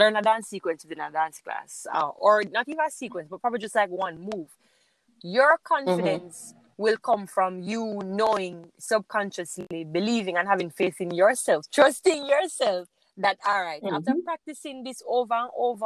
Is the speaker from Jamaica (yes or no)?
yes; St. Ann, Saint Ann, Jamaica; originally, I am from St. Anne